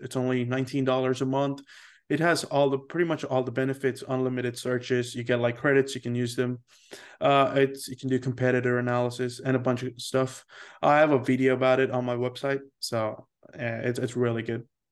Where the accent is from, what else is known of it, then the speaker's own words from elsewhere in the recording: India; moved away; also born or lived in Seoul, South Korea; I am Indian